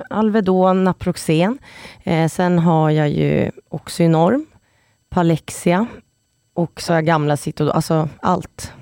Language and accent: Swedish; Stockholm, Stockholm County, Sweden; moved away; jag är från Stockholm och kan flytta hem